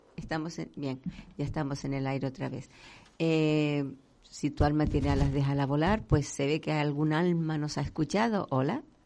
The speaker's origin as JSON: {"language": "Spanish", "region": "Canary Islands", "country": "Spain", "said": "dedicados a nuestra tierra por lo que estamos pasando, no solo La Palma, sino todos unidos"}